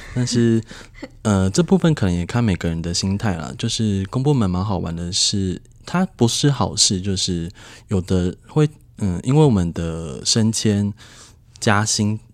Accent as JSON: {"language": "Chinese", "region": "Nantou County", "country": "Taiwan", "tie": "born or raised there", "also_born_or_lived": "Yunlin", "said": "回到我的家乡南投，那在南投是在乡公所当，担任村干事"}